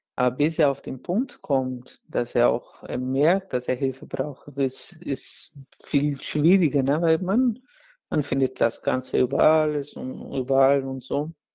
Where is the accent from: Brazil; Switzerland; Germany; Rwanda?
Brazil; German is a second language; moved away; in Brasilien, wo ich herkomme